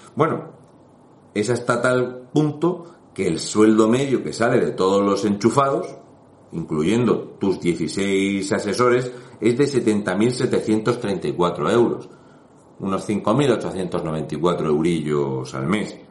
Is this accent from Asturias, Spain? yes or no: no; Region of Murcia, Spain; un murciano encabronado